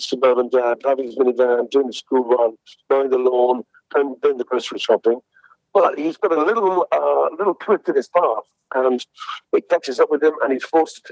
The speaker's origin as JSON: {"language": "English", "region": "England", "country": "United Kingdom", "said": "I'm an Englishman"}